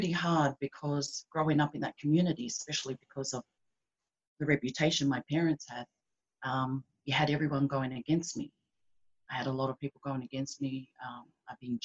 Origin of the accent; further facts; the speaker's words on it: Sydney, New South Wales, Australia; also born or lived in Tonga; I live in Sydney, Australia. Been here since I was 6 months. So I was born in Tonga